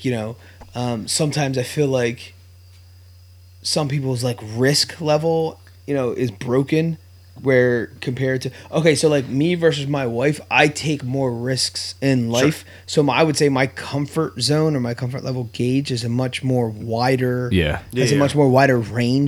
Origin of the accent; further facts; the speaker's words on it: Bristol, Pennsylvania, United States; also born or lived in Philadelphia; we grew up in Bristol Borough, went to Bristol High. It's like a small town, small school